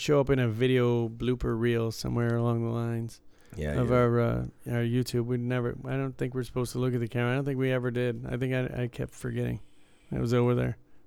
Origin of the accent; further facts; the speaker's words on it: United States; I'm American